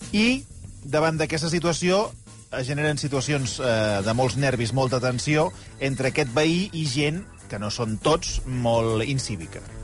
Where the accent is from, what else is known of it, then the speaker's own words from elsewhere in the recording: Sabadell, Catalonia, Spain; jo que sóc de Sabadell